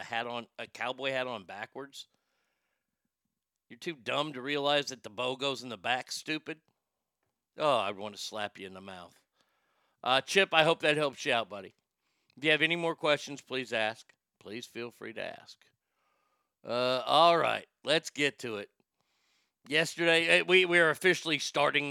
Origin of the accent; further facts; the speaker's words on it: Garland, Texas, United States; they are made in my hometown